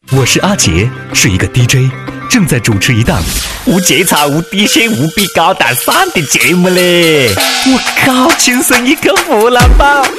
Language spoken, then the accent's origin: Chinese; Changsha, Hunan, China; accent: Changsha dialect; 就是我们长沙话里面还有更多的丰富的内容跟大家一道来分享啊。